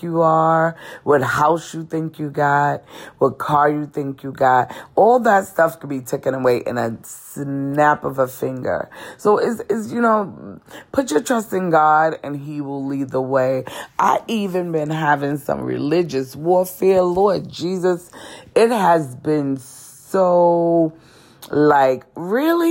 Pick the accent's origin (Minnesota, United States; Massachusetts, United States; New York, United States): New York, United States; New York City; moved away as an adult; now in North Carolina, United States; coming from Brooklyn, New York